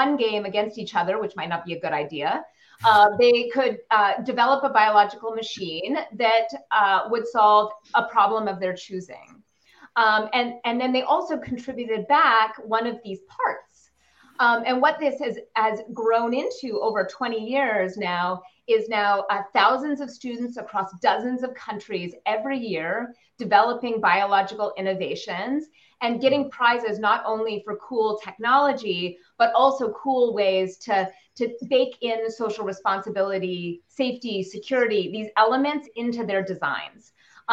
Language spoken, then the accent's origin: English; Canada; I'm Canadian